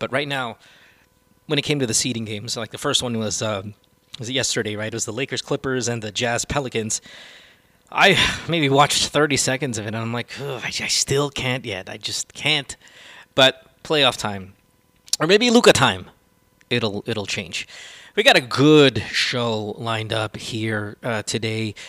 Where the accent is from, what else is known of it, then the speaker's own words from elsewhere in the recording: India; the Indian accent, you know, I'm Indian.